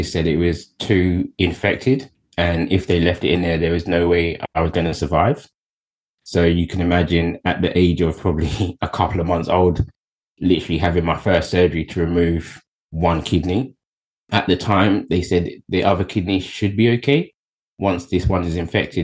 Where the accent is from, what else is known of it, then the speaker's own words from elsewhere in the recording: Kettering, United Kingdom; I was born in Kettering, Bedfordshire